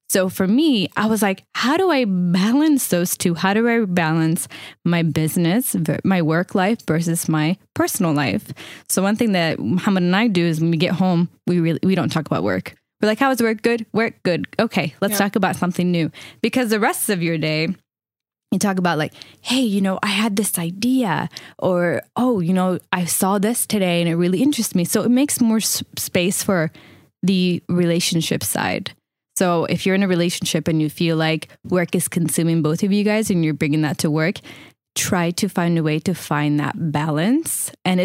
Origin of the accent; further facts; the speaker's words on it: Palestine; Where are you from? First thing you would say, it's Palestine.